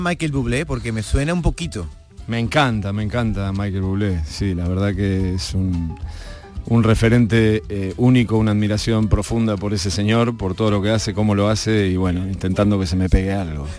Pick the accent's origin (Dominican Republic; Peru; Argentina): Argentina; como buen argentino